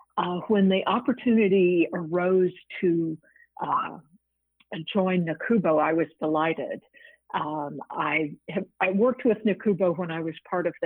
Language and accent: English; Virginia, United States; I'm on the board of visitors of Radford University in my home state of Virginia.